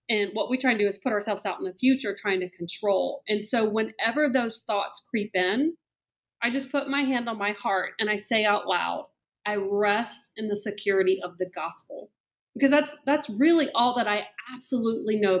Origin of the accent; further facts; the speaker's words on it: Columbia, South Carolina, United States; moved away as an adult; also born or lived in Charleston, South Carolina; now in Atlanta, United States; Yeah. So I'm originally from Columbia, South Carolina. Okay. Um, grew up there and then went to the College of Charleston.